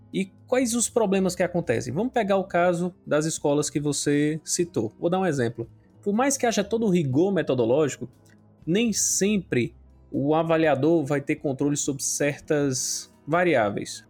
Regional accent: Acopiara, Ceará, Brazil; eu sou aqui de Acopiara, da região centro-sul do estado do Ceará

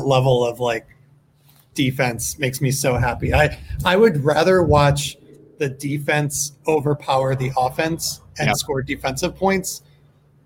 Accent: just south of Buffalo, New York, United States; moved away as an adult; also born or lived in Seattle; now in California, United States; I grew up just south of Buffalo

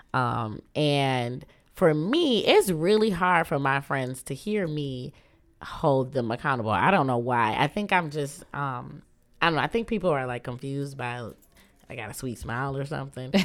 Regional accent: Muskegon, Michigan, United States; moved away as an adult; also born or lived in Kalamazoo, Michigan / Grand Rapids, Michigan; now in Detroit, United States; I was raised in Muskegon

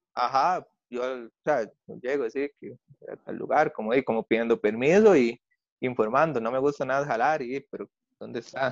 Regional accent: Costa Rica; moved away as an adult; como también es de Pérez

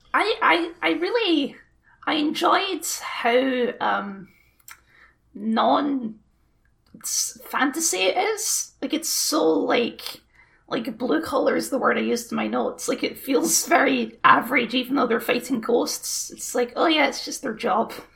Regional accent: Scotland, United Kingdom; We're just Scottish barbarians. That's what we are.

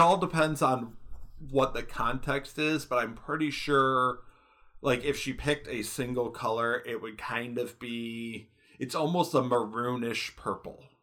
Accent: Michigan, United States; moved away; I'm from Michigan. I lived in Michigan for years

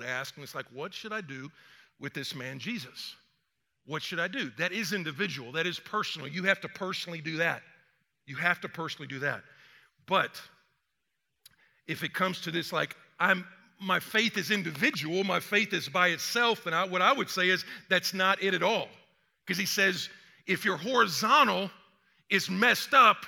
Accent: Atlanta, Georgia, United States; also born or lived in Texas; I'm from the South. I mean, I was born in Atlanta. I mean, I went to Texas, but got back to the South as quick as I could

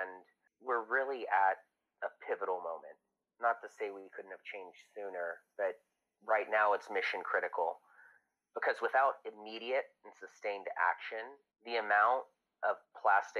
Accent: Texas coast, United States; I grew up on the Texas coast in a really rural area.

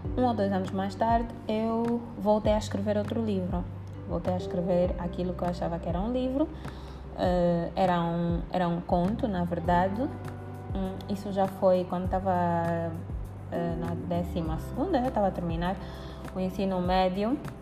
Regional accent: Angola; eu sou angolana e sou escritora

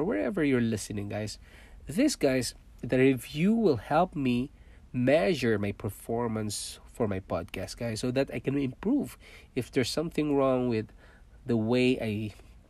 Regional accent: Philippines; first language Cebuano; English is a second language; moved away as an adult; also born or lived in Manila, Philippines / Singapore; now in Toronto, Canada; I was born in Philippines. I'm a Filipino

